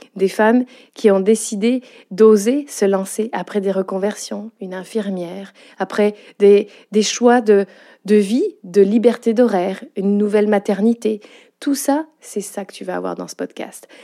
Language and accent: French; France; accent: French with Quebec intonations; moved away as an adult; now in Quebec, Canada; tu l'as entendu à mon accent, je suis bien une Française, avec des petites intonations québécoises